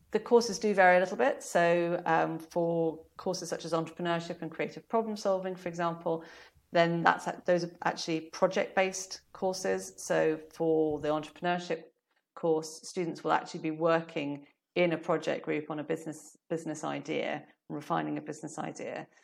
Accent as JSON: {"language": "English", "country": "South Africa", "tie": "born or raised there", "moved": "yes", "lives_now": "United Kingdom", "said": "I was born in summer 'cause I was born in South Africa"}